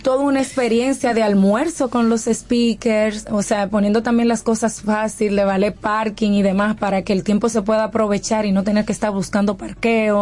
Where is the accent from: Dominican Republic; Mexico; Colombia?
Dominican Republic; moved away as an adult; cuando me fui de República Dominicana